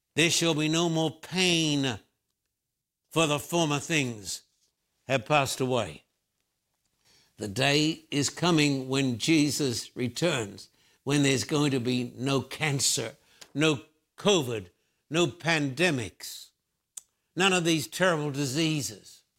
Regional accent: Australia; moved away as an adult; now in United States; I've lived in the United States for thirty-five years, born and bred in Australia.

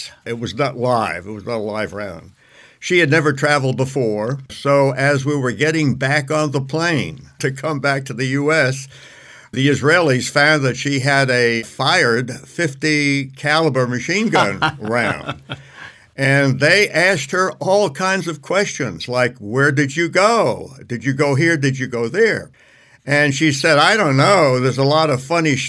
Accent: New York City, New York, United States; also born or lived in Tennessee; now in Oklahoma, United States; I'm originally from New York City

